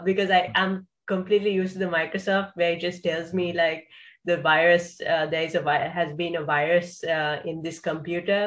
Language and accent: English; Sri Lanka; I come from Sri Lanka